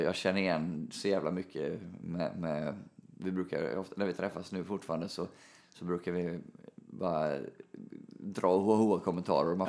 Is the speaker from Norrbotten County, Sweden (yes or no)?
no; Mölndal, Västra Götaland, Sweden; född och uppvuxen i Mölndal.